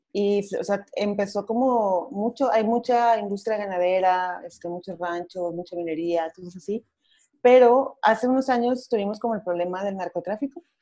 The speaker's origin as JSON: {"language": "Spanish", "town": "Torreón", "region": "Coahuila", "country": "Mexico", "moved": "as an adult", "lives_now": "Mexico City, Mexico", "said": "soy de Coahuila, de Torreón, Coahuila, del norte, pero tengo dos años aquí en Ciudad de México"}